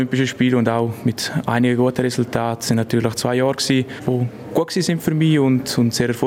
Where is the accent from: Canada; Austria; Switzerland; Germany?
Switzerland; Lenzerheide, Graubünden; Ich bin auf der Lenzerheide aufgewachsen, wohne immer noch auf der Lenzerheide, studiere dort zu Kur das ist, das ist meine Heimat.